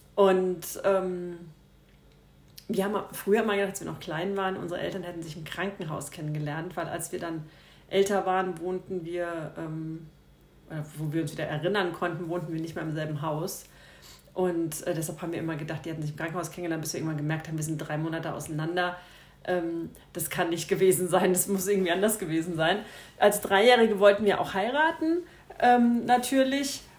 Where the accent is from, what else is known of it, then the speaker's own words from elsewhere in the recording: Frankfurt area, Hesse, Germany; also born or lived in Upper Bavaria; now in Munich, Germany; ich komme aber eigentlich aus dem Frankfurter Raum